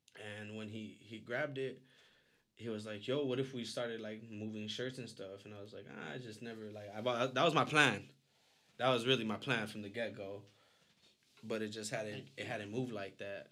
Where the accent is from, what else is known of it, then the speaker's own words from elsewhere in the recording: Tucson, Arizona, United States; we were both born and raised in Tucson, Arizona.